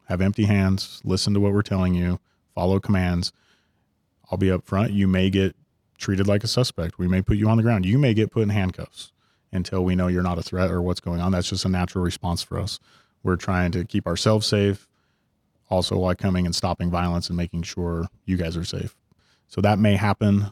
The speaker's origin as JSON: {"language": "English", "town": "Ogden", "region": "Utah", "country": "United States", "tie": "born or raised there", "also_born_or_lived": "Salt Lake City, Utah", "said": "I grew up in Ogden and then had come down to Salt Lake"}